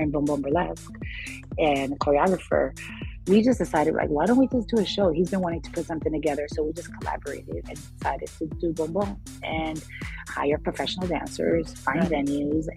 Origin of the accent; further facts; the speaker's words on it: New York, United States; also born or lived in Puerto Rico / Los Angeles; I was from New York